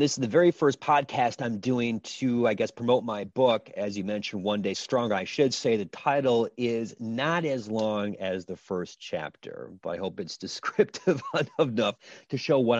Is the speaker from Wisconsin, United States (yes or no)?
yes; Little Chute, Wisconsin, United States; I grew up in Little Shoe, Wisconsin, son of a Lutheran pastor on a little old street called Carolyn Drive. On that street, seemingly every parent worked in a paper mill.